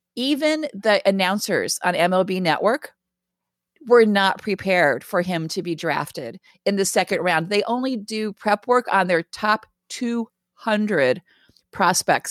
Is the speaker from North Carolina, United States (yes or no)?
yes; Raleigh, North Carolina, United States; I grew up in Raleigh, North Carolina